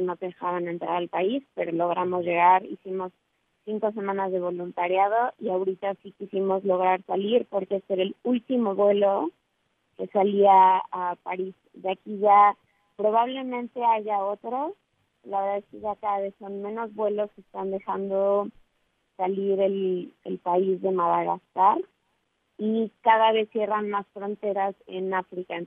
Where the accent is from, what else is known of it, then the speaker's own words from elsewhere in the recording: Mexico; somos tres mexicanas